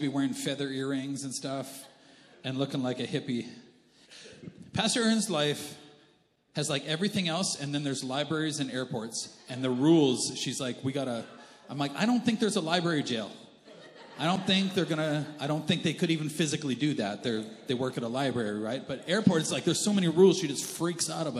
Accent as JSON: {"language": "English", "country": "Canada", "also_born_or_lived": "United States", "said": "I'm Canadian."}